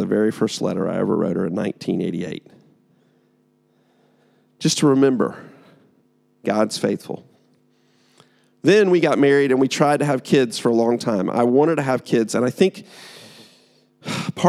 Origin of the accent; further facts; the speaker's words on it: United States; I'm American